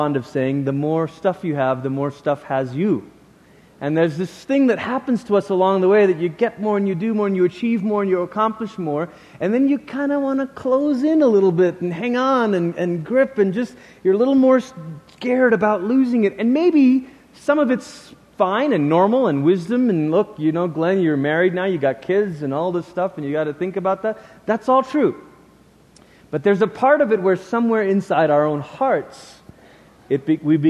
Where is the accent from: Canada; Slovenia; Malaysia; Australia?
Malaysia; Peninsular Malaysia; moved away; we lived in the peninsula part of Malaysia